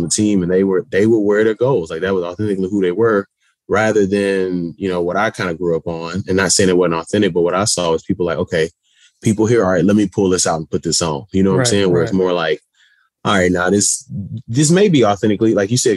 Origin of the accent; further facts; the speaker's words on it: Houston, Texas, United States; my growing up in Houston, Texas